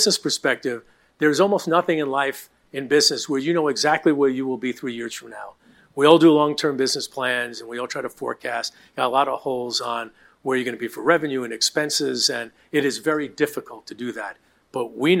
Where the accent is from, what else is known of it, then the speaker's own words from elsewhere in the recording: New York City, New York, United States; I grew up in Queens.